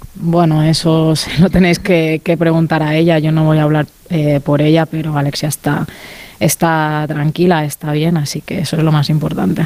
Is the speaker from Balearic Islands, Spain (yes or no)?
yes; Mallorca, Balearic Islands, Spain; moved away; al ser de Mallorca, ¿no? un sitio más, más pequeñito